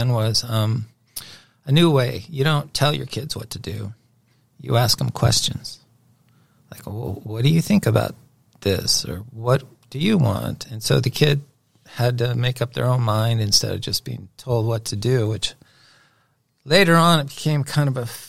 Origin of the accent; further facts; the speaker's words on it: Inglewood, California, United States; now in Dallas, United States; So I was born in Inglewood, California. I'm from California.